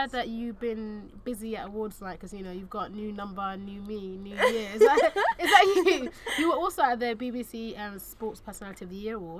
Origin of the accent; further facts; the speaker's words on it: United Kingdom; I grew up just outside London